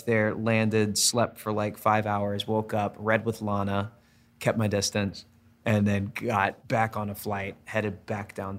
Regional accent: Birmingham, Alabama, United States; moved away as an adult; now in Los Angeles, United States; my Birmingham, Alabama is my hometown. It's where I spent the better part of my childhood

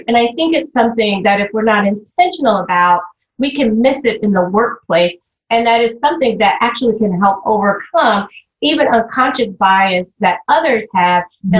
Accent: the South, United States; I was raised in the South.

